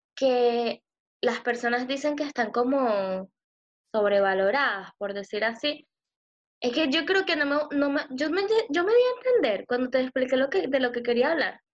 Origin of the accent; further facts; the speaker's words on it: Venezuela; moved away; soy de Venezuela